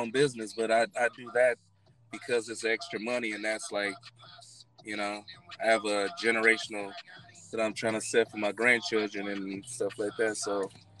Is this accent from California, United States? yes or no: yes; Los Angeles, California, United States; From California. Los Angeles.